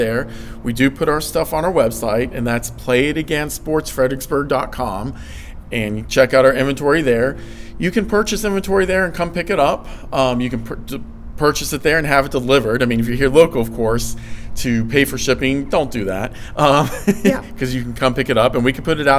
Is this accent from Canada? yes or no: no; Blacksburg, Virginia, United States; growing up in Blacksburg, big Virginia Tech fan.